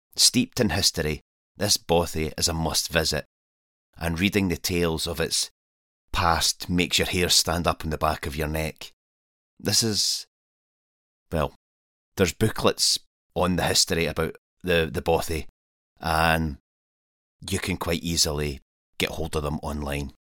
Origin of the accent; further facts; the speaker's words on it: Scotland, United Kingdom; I'm a Scottish wild camper and adventurer